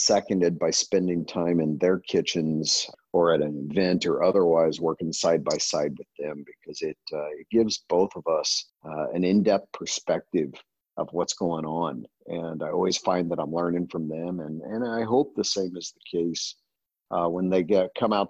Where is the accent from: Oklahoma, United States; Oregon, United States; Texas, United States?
Texas, United States; moved away as an adult; now in California, United States; I grew up, I was born in Texas and spent the majority of my early life there